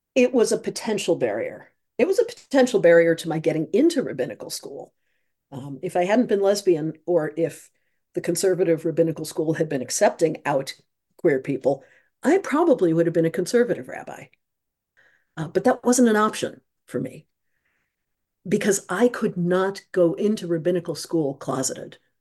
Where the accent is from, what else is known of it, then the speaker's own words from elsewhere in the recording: Midwest, United States; now in Troy, United States; I grew up in the Midwest